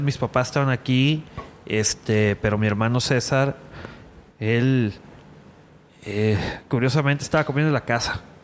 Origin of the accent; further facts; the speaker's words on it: Culiacán, Sinaloa, Mexico; now in Monterrey, Mexico; Sergio y yo somos de Culiacán. Este, bueno, yo tengo ya viviendo que 12 años aquí en Monterrey